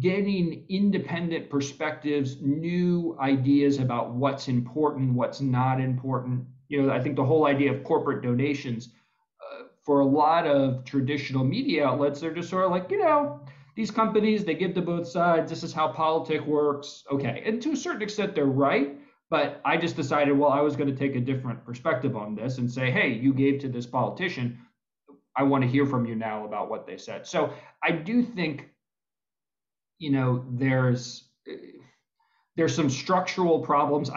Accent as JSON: {"language": "English", "region": "Maryland", "country": "United States", "tie": "born or raised there", "said": "my home state of Maryland"}